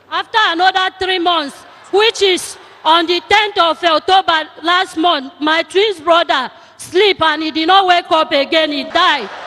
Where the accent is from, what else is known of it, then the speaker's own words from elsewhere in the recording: Cross River, Nigeria; I'm from Cross River State. I stopped going to village because of issue of a uh, adult.